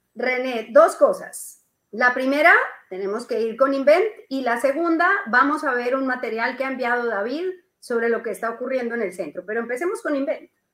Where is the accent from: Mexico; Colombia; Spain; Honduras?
Colombia; now in Peru; la colombiana, que soy yo